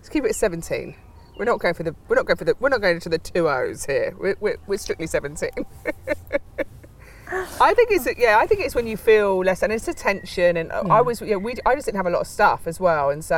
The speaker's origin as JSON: {"language": "English", "region": "London", "country": "United Kingdom", "tie": "born or raised there", "also_born_or_lived": "Ireland", "said": "I was born in Regent's Park Estates, a council estate, down near Warren Street, in between Warren Street and Mornington Crescent."}